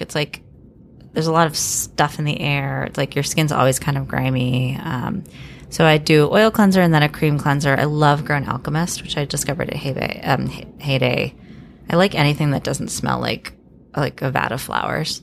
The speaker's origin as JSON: {"language": "English", "town": "Miami", "region": "Florida", "country": "United States", "tie": "born or raised there", "said": "I grew up in Miami"}